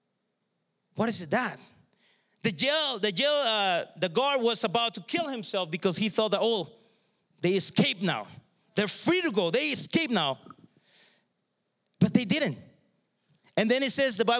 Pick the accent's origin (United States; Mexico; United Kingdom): Mexico; southern Mexico; moved away; I grew up in Mexico, the south of Mexico.